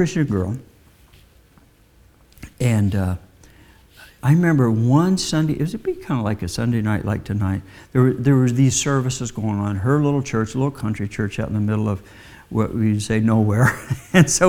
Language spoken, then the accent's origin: English; Midwest, United States; I was raised in the Midwest